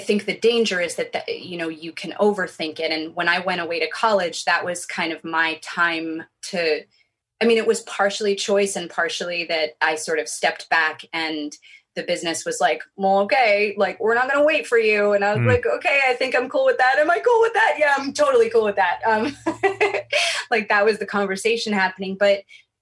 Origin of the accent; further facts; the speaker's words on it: New York City, New York, United States; I grew up in New York City